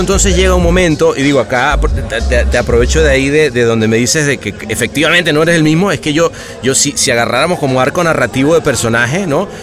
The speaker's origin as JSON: {"language": "Spanish", "country": "Venezuela", "moved": "yes"}